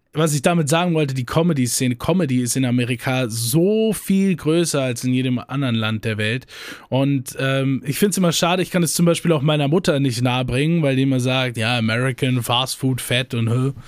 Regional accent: Germany; bei uns in Deutschland

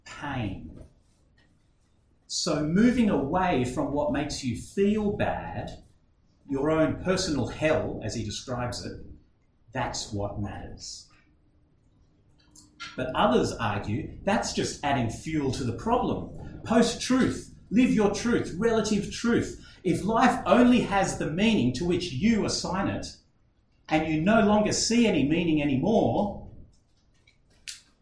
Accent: Australia; I'm an Aussie, and it seems like at least this wedding is nothing like weddings we know in Australia today

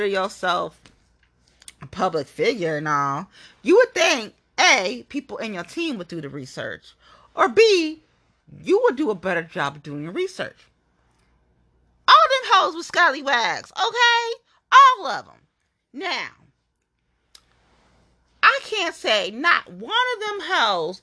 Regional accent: Cincinnati, Ohio, United States; I'm from Cincinnati, right? I'm from Nasty Natty

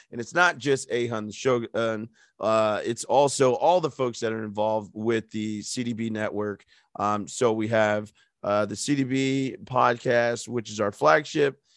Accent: United States; I'm just an American

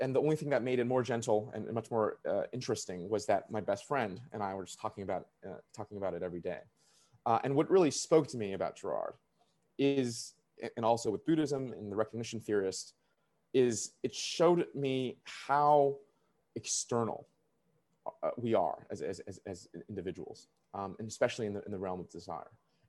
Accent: Canada; the only thing that prevented me was me not having a visa, because I'm a Canadian.

